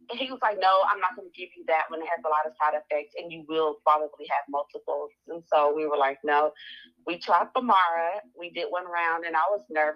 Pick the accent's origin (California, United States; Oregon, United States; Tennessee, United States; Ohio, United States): Tennessee, United States; Nashville; I am from Nashville, and I graduated from Tennessee State in 2009